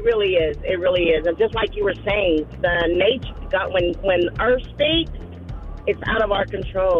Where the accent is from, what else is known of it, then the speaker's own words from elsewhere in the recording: Houston, Texas, United States; I'm from Houston, so, I mean, it was very, very bad.